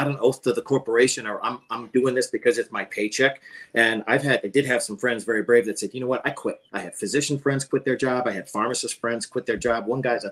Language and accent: English; Pennsylvania, United States; I grew up on Pennsylvania on a farm